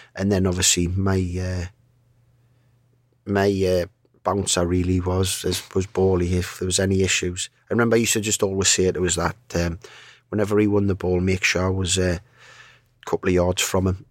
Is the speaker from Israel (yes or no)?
no; Newcastle upon Tyne, North East England, United Kingdom; I'm from Newcastle, I'm a Newcastle fan